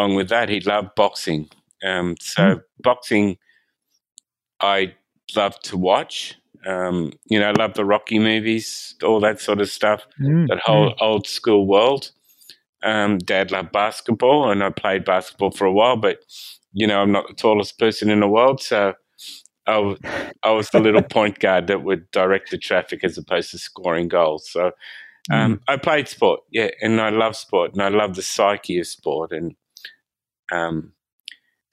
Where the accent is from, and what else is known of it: Sydney, New South Wales, Australia; born or raised there